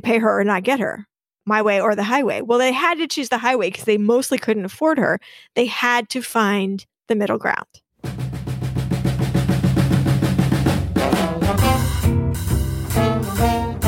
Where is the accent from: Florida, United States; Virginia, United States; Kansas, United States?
Kansas, United States; Wichita; I grew up in Wichita